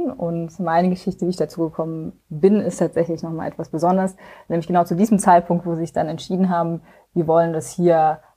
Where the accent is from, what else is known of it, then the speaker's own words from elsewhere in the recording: Rhineland-Palatinate, Germany; now in Berlin, Germany; ich komme eigentlich ganz aus dem Westen von Deutschland, so Grenze Luxemburg-Belgien und äh, bin schon seit einigen Jahren jetzt in Berlin.